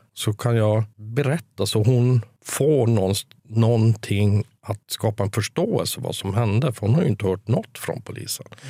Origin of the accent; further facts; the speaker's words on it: Kiruna, Norrbotten County, Sweden; moved away as an adult; also born or lived in Stockholm / Gothenburg; jag är född i Kiruna.